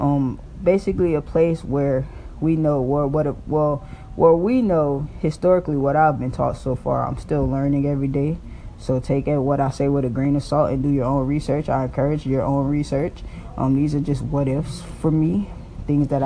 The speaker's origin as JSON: {"language": "English", "town": "Miami", "region": "Florida", "country": "United States", "said": "I came from Miami, Florida, Liberty City."}